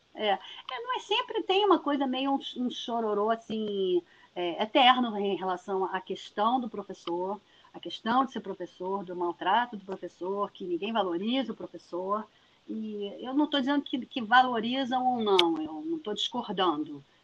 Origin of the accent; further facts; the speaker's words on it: Niterói, Rio de Janeiro, Brazil; eu sou de Niterói, nascida e criada